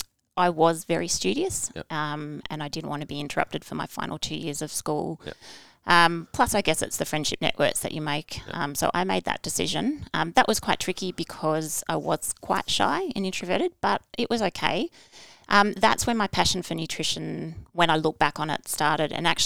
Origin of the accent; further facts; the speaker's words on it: Brisbane, Queensland, Australia; born there; also born or lived in United States / Canberra; I was born in Brisbane, moved to America, back to Brisbane, to Canberra, to America, Brisbane, and then I chose to go to boarding school to finish off my high school because Dad got another posting